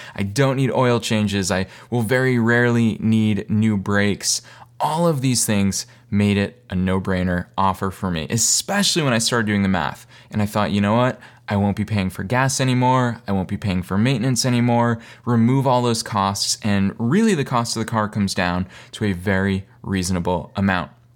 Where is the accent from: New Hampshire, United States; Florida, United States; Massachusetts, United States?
Massachusetts, United States; Boston; moved away as an adult; also born or lived in East Coast; now in Los Angeles, United States; I'm originally from Boston.